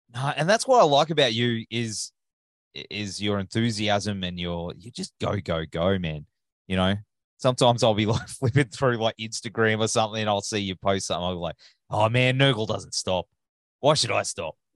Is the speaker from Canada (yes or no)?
no; Australia; accent: Australian; my Australian accent